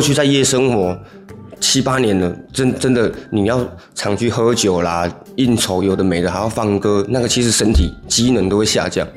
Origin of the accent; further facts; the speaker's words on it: Taiwan; 我们台湾人